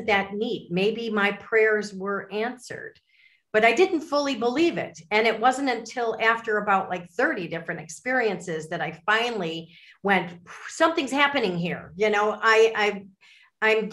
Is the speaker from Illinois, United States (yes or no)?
yes; Chicago suburbs, Illinois, United States; I'm from the Midwest, like you are. I'm from the Chicago suburbs.